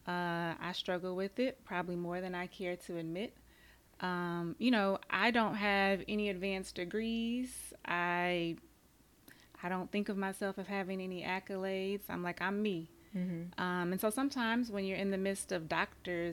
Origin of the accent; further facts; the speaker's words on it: Tulsa, Oklahoma, United States; I'm from Tulsa